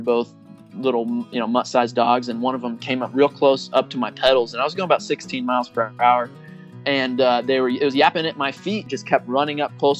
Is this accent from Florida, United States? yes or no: no; Springfield, Illinois, United States; I'm here in Springfield, Illinois, born and raised. I've actually lived in this house for 20 years in July.